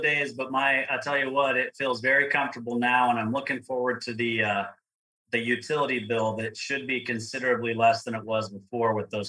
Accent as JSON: {"language": "English", "town": "Provo", "region": "Utah", "country": "United States", "tie": "born or raised there"}